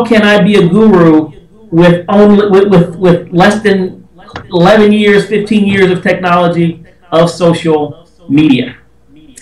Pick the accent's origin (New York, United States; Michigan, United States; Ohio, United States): Michigan, United States; Detroit; born and raised in Detroit